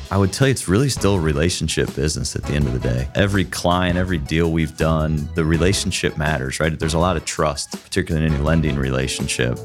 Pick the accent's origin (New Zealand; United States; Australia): United States; Dublin, Ohio; Born and raised in Dublin